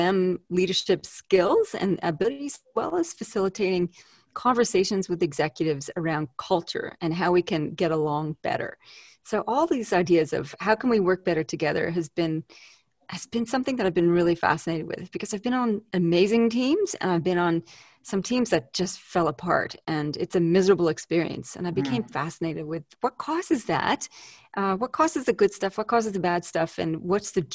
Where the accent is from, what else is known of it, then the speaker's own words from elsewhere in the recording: Canada; now in Canberra, Australia; I'm a Canadian living in Australia, so I have a funny accent